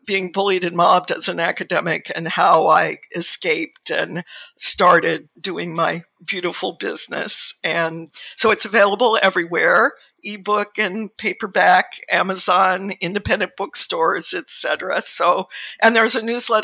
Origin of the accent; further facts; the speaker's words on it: Southern California, United States; now in Sonoma County, United States; I was born and lived my early years in Southern California